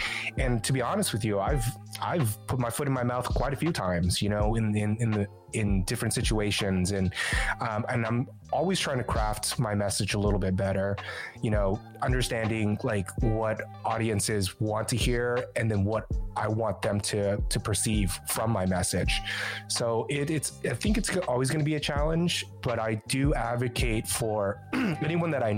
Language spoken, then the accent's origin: English; Southern California, United States; now in San Francisco Bay Area, United States; I'm originally from SoCal